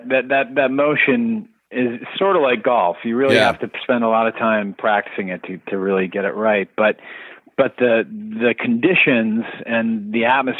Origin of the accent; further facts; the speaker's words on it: Detroit, Michigan, United States; I grew up outside of Detroit, the suburbs of Detroit